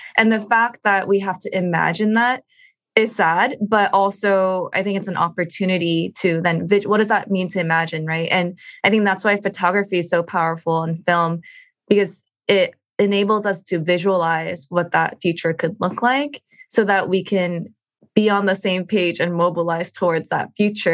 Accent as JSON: {"language": "English", "country": "United States", "said": "as Asian American women"}